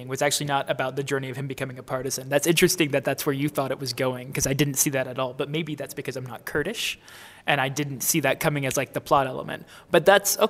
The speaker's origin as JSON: {"language": "English", "country": "United States", "said": "an American"}